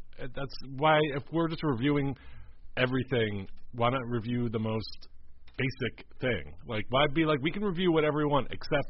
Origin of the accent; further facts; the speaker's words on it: Philadelphia, Pennsylvania, United States; I hate that they represent my hometown.